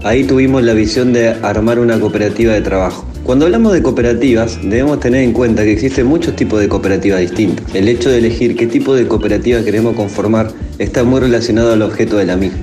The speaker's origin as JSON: {"language": "Spanish", "region": "Buenos Aires", "country": "Argentina", "tie": "born or raised there", "moved": "as an adult", "lives_now": "Paraná, Argentina", "said": "nací en Buenos Aires"}